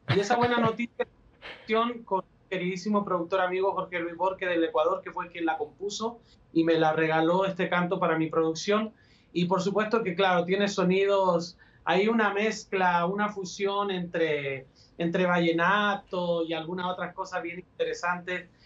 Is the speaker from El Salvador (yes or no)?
no; Chile; moved away as an adult; now in Mexico; soy chileno, radico en México